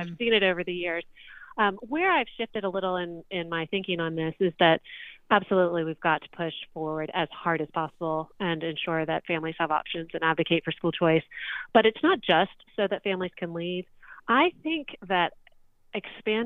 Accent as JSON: {"language": "English", "region": "Florida", "country": "United States", "moved": "yes", "lives_now": "Virginia, United States", "said": "I'm from Florida, but I live in Virginia"}